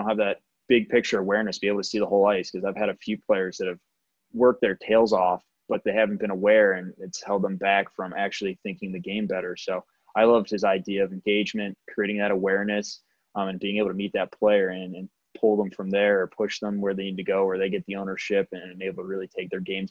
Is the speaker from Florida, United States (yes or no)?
no; Pittsburgh, Pennsylvania, United States; now in Ohio, United States; I'm originally from Pittsburgh as well.